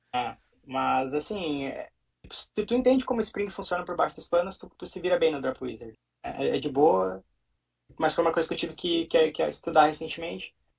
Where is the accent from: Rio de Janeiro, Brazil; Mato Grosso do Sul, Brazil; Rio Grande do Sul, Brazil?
Rio Grande do Sul, Brazil; Sapiranga; moved away as an adult; now in Rotterdam, Netherlands; sou natural de Sapiranga, também no Rio Grande do Sul